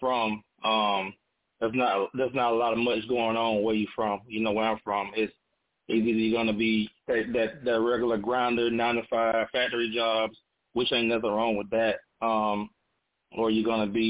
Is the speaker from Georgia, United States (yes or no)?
yes; Pearson, Georgia, United States; moved away as an adult; now in Augusta, United States; I'm from Pearson, Georgia, the town of two red lights